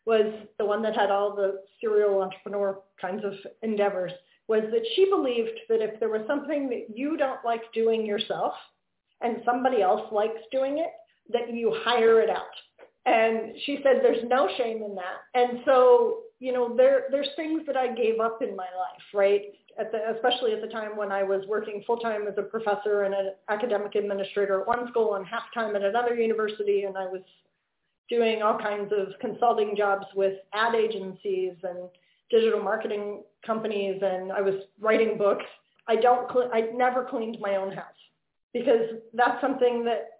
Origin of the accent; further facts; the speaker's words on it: Pennsylvania, United States; I grew up in Pennsylvania.